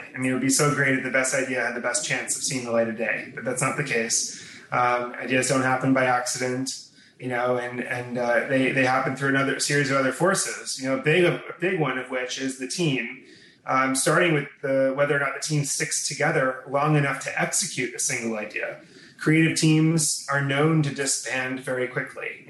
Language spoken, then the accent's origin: English; Newton, Massachusetts, United States; now in New York, United States; I grew up outside of Boston in a town called Newton, or more specifically Wabun.